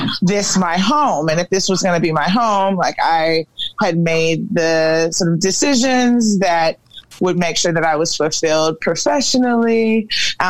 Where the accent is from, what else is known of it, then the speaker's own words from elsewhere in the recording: Atlanta, Georgia, United States; also born or lived in Nigeria / Canada / Washington, D.C.; I was born in Nigeria and raised in Atlanta.